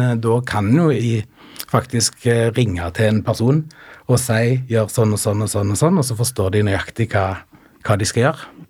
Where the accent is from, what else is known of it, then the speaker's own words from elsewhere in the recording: Sand, Rogaland, Norway; moved away as an adult; also born or lived in Stavanger; now in Oslo, Norway; Jeg kommer ifra Rogaland, en liten plass som heter Sand, som ligger langt inne i bygda. Og der bodde jeg fram til jeg var 15.